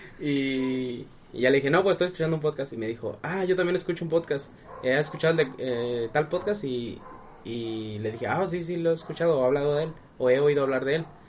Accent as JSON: {"language": "Spanish", "region": "Sinaloa", "country": "Mexico", "said": "yo soy de Sinaloa"}